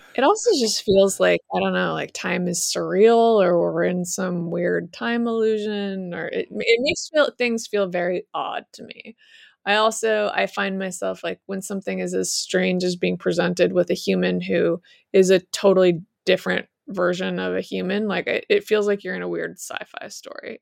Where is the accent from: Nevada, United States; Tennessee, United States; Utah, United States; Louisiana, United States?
Utah, United States; I grew up in Utah